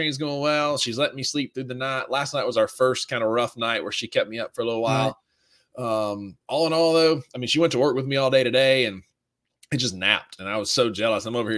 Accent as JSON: {"language": "English", "town": "Kossuth", "region": "Mississippi", "country": "United States", "tie": "born or raised there", "said": "we grew up on Kossuth water"}